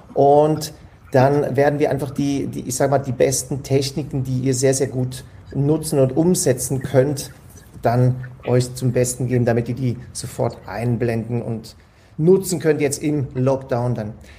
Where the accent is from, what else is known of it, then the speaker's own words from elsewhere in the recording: Switzerland; Ich komme ja aus der Schweiz, bei uns ist alles noch normal soweit